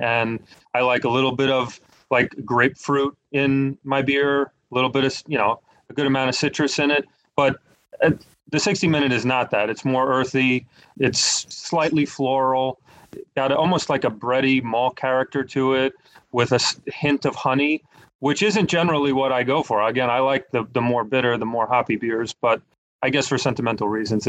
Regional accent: New York, United States; moved away as an adult; now in Charlotte, United States; I'm originally from New York, and very similar to how we have like a pub culture here in New York, where there's a pub on every corner.

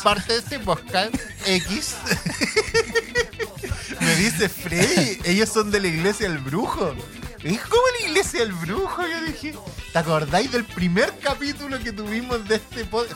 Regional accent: southern Chile, Chile; now in Santiago, Chile; yo que soy

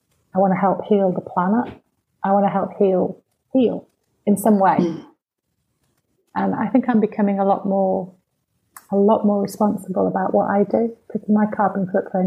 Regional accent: Manchester, North West England, United Kingdom; now in Cheshire, United Kingdom; I'm from Manchester

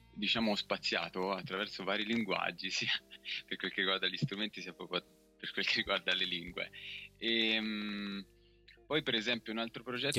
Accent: Tuscany, Italy; sono toscano

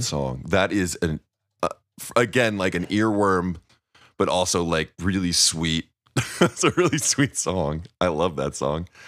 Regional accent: Missouri, United States; growing up in Missouri

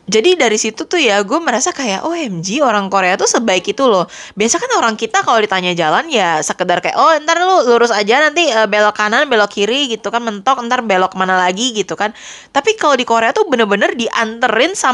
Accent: Indonesia; karena kan istilahnya gue dari Indonesia gitu ya

